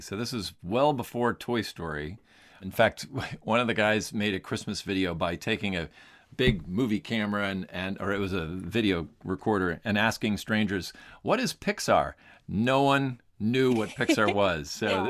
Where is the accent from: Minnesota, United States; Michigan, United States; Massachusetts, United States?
Minnesota, United States; I grew up in Minnesota. We had relatives that lived near Anaheim. So we would drive across the country and go to Disneyland.